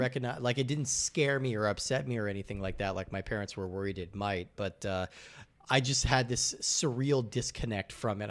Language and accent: English; Rocky Mountains, United States; I grew up in the Rocky Mountains